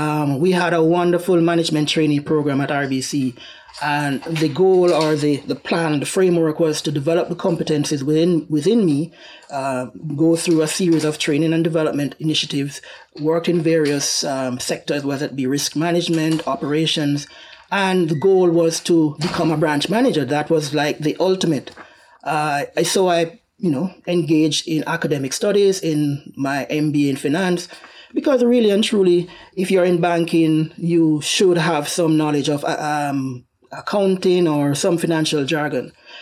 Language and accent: English; Jamaica; Well, so where do I start? The beauty of my upbringing, where my journey started, is that we had the opportunity to aspire to greatness. We have a rich culture of achievement. We have international reggae ambassadors.